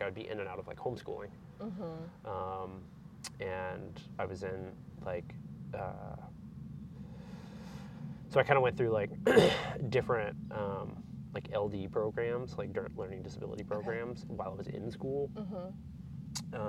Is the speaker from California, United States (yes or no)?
no; outside of Pensacola, Northwest Florida, United States; I grew up in Northwest Florida, pretty rural area outside of Pensacola